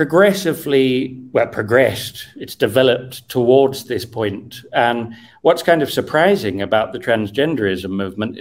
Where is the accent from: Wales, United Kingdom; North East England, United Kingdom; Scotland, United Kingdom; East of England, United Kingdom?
East of England, United Kingdom; Cambridge; When I was 14 in year 8 in a very normal school in Cambridge